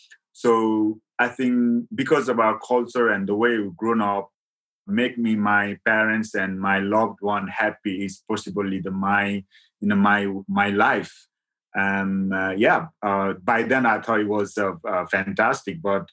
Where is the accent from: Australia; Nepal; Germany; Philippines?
Nepal; moved away as an adult; now in Surrey, United Kingdom; So actually, I born in the mountain, a remote part of the West Nepal, where actually I couldn't born in my mom's house because of the culture I grown up. And I born in the jungle, born of the trees.